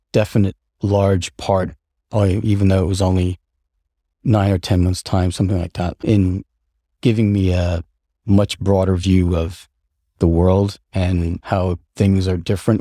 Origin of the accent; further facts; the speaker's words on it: upstate New York, United States; also born or lived in Seattle, Washington / Colden Common, England; at a relatively uh, young age, our family moved to uh, rural, like upstate New York. And that's where I, uh, my sister and I uh, grew up